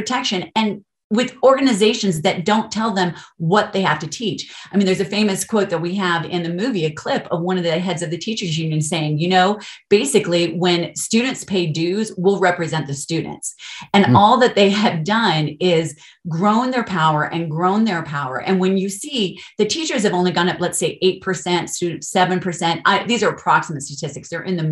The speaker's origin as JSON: {"language": "English", "region": "Colorado", "country": "United States", "tie": "born or raised there", "also_born_or_lived": "California", "said": "I'm actually from Colorado. I'm not from California, grew up here, but we moved back"}